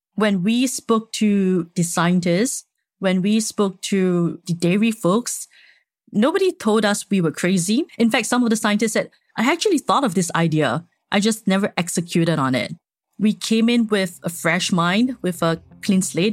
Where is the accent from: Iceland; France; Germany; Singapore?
Singapore; I'm Singaporean, born and raised.